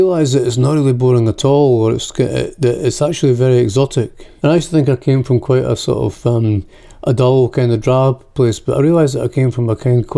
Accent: Scotland, United Kingdom; accent: Scottish; moved away as an adult; also born or lived in America; now in United States; my accent really difficult, and sometimes, as most people in America do, it gets very thicker when I'm back over in Scotland.

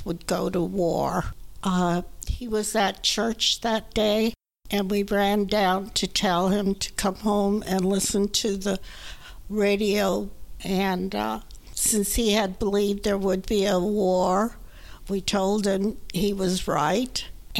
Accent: Los Angeles, California, United States; also born or lived in San Francisco, California; I was born on June 9, 1927 in Los Angeles, California, and I was living in San Francisco, Japanese town on December 7, 1941.

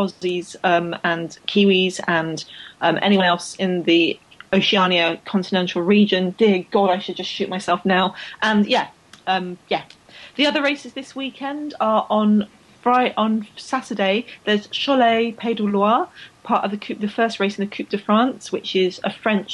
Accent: London, United Kingdom; I grew up in London

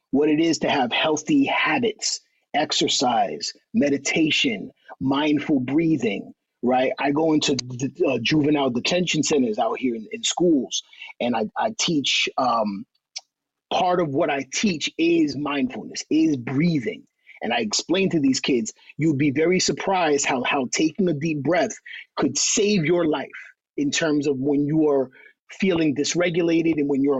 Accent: New York, United States; I used to want to rap like Brooklyn Rappers. I'm from Uptown.

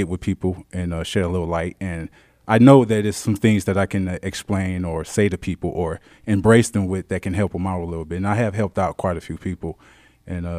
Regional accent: Detroit, Michigan, United States; I'm a Detroiter to the heart, born and raised. I come from the West Side

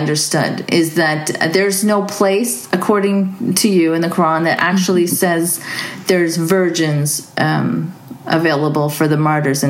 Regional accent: Saudi Arabia; I was raised in Saudi, even though he's a practicing Muslim.

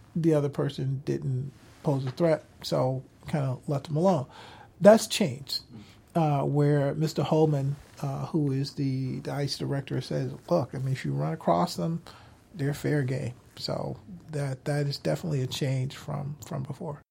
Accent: Minneapolis, Minnesota, United States; Minneapolis and my hometown

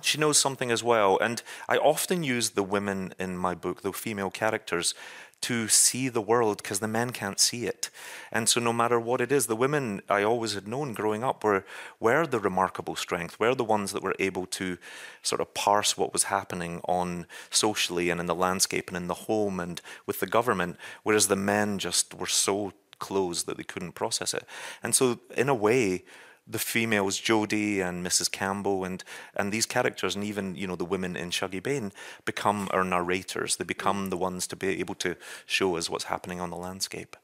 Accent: Scotland, United Kingdom; moved away as an adult; now in New York, United States; as a Scotsman

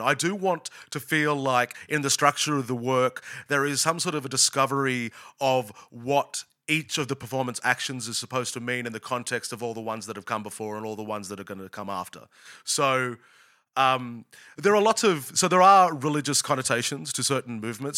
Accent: Australia; also born or lived in United States; an Australian

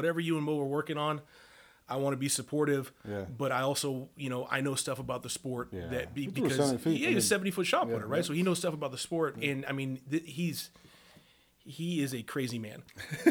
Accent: the South Bay, California, United States; I'm from California, the South Bay

